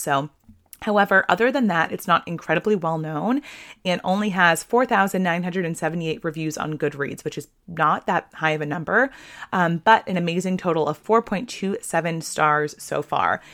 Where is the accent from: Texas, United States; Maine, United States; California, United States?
Maine, United States; Kennebunk; I grew up in Kennybunk, Maine